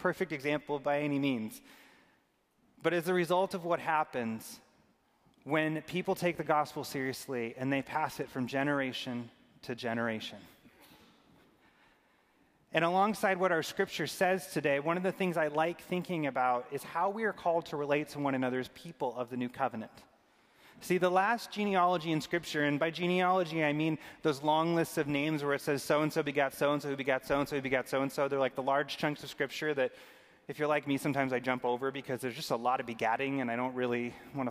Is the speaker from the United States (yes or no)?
yes; Arizona, United States; I grew up in Arizona